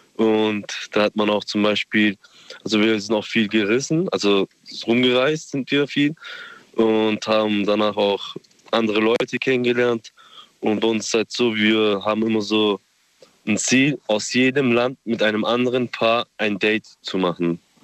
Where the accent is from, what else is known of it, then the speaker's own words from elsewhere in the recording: Gosbach, Baden-Württemberg, Germany; ich komme aus Gosbach.